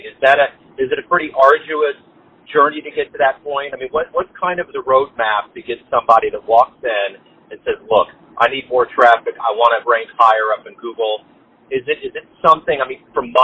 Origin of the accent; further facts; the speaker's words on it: Kansas City, United States; coming from Kansas City